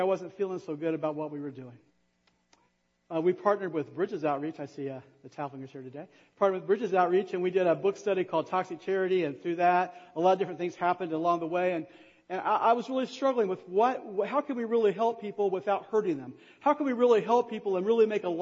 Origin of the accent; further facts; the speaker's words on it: Kokomo, Indiana, United States; moved away as an adult; I grew up in Kokomo. Actually, I grew up in Kokomo.